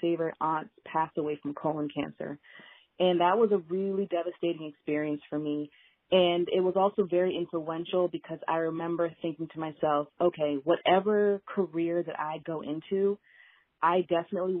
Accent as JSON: {"language": "English", "town": "Mason", "region": "Ohio", "country": "United States", "tie": "born or raised there", "also_born_or_lived": "Alabama / Cincinnati, Ohio", "moved": "as an adult", "lives_now": "Maryland, United States", "said": "I spent the majority of my childhood growing up in Ohio, a small suburb of Cincinnati, which is called Mason, Ohio."}